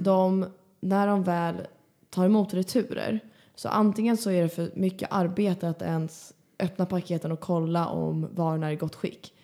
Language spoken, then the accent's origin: Swedish; Stockholm, Stockholm County, Sweden; moved away; jag var ju hemma i Stockholm för några helger sedan